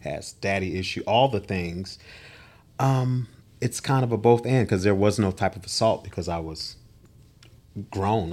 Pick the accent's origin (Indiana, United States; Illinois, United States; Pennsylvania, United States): Pennsylvania, United States; Philadelphia; I am from the city of brotherly love and sisterly affection, Philadelphia, Pennsylvania